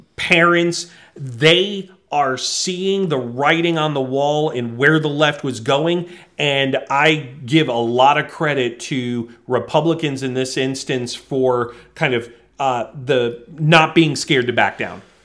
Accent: New England, United States; I grew up in New England

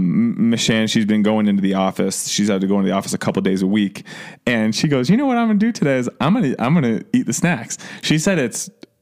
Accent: Ohio, United States; I'm from Ohio

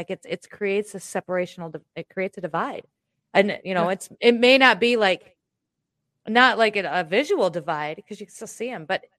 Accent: Iowa, United States; I'm from Iowa

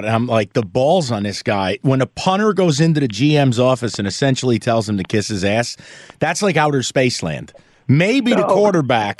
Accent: New York, United States; also born or lived in Metro Detroit; now in Detroit, United States; I'm from New York

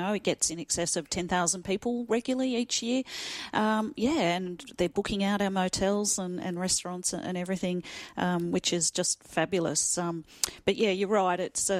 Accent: Gippsland, Victoria, Australia; moved away as an adult; now in Albury, Australia; But my journey in Albury, I came here, I'm from Gippsland originally, so I'm not a local girl

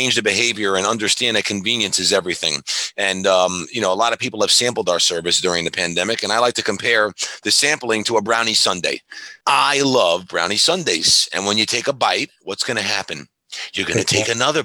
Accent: New Hyde Park, New York, United States; I was born in New York, you know, grew up in New High Park

